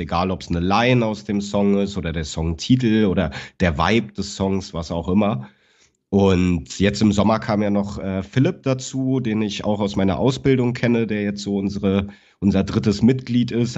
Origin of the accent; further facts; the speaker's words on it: Berlin, Germany; moved away as an adult; now in Cologne, Germany; ich bin geboren und aufgewachsen in Berlin-Schöneberg